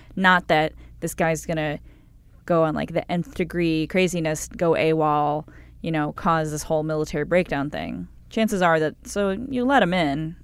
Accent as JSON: {"language": "English", "town": "Cleveland", "region": "Ohio", "country": "United States", "said": "I'm from Cleveland"}